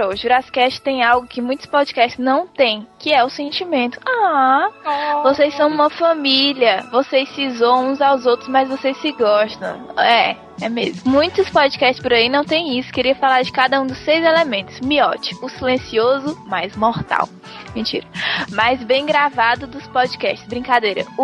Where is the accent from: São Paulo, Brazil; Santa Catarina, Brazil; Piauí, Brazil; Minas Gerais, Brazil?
São Paulo, Brazil; Olá, eu sou de São Paulo, capital, tenho 21 anos de idade.